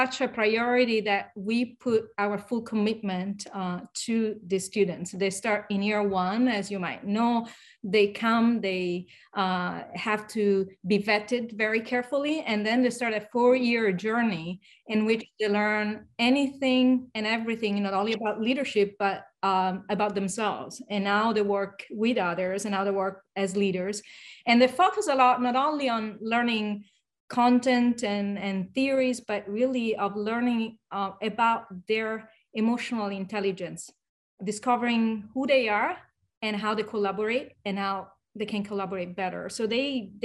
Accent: Rome, Lazio, Italy; moved away as an adult; now in United States; I was born and raised in Rome

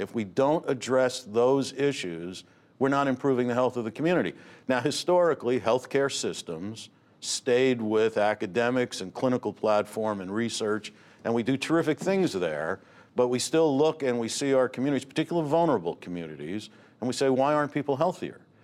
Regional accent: Newark, New Jersey, United States; I grew up in Newark

